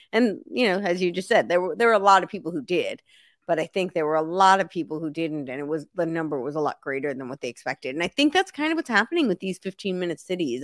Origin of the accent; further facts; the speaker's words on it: New York, United States; moved away as an adult; also born or lived in Santa Monica, Los Angeles / the South; I lived in New York City for a long time, and I grew up right outside New York City